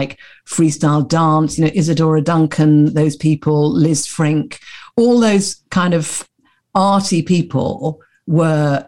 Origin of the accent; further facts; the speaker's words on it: London, United Kingdom; I was born in Putney in London.